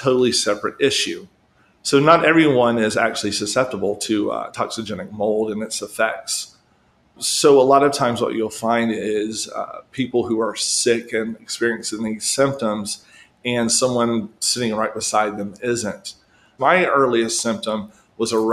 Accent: South Carolina, United States; my home state of South Carolina

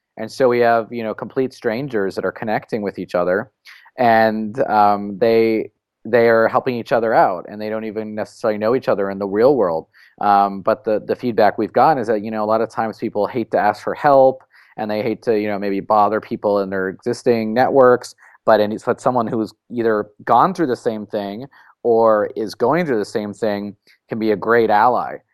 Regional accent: San Francisco, California, United States; I was, uh, born and raised in San Francisco

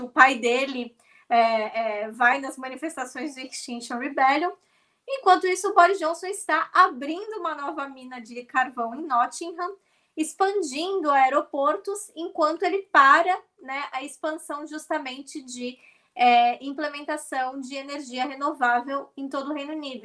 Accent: Brazil; now in Scotland, United Kingdom; nós somos do Brasil

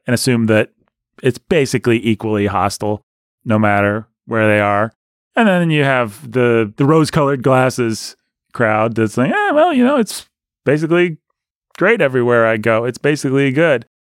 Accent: Bloomington, Indiana, United States; I grew up in Bloomington

